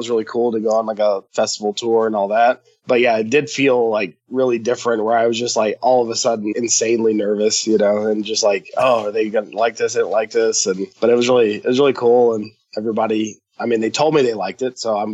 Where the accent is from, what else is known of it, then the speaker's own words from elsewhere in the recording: Atlanta, Georgia, United States; We're both from Atlanta and we got a chance to open at the theater that I like grew up around the corner from. In Atlanta.